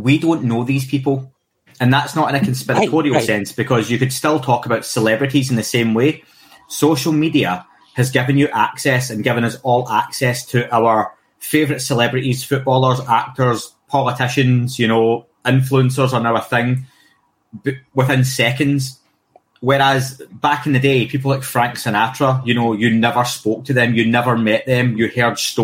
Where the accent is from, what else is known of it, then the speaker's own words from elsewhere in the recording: Scotland, United Kingdom; someone who's Scottish and gets a lot of flack for my accent